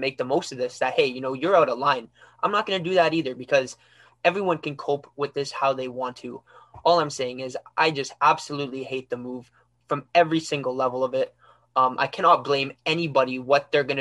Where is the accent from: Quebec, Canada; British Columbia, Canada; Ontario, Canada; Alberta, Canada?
Ontario, Canada; Ottawa; I'm from Ottawa